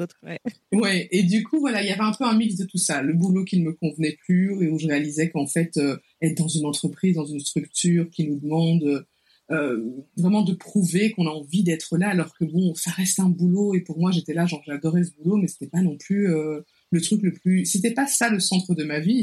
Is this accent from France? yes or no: no; Belgium; accent: Belgian; moved away as an adult; also born or lived in Cameroon / Rwanda; now in Kigali, Rwanda; mon accent belge